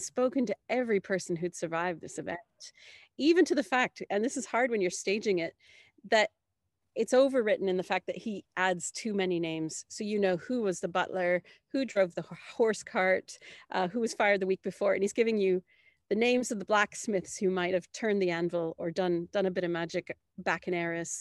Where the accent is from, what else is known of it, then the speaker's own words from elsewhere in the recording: Canada; I'm coming from Canada, did not grow up in Ireland